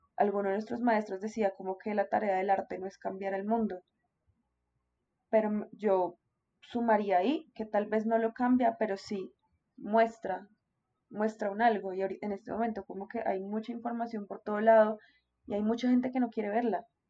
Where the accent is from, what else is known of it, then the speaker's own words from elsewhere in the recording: Colombia; como colombianos somos supremamente pasionales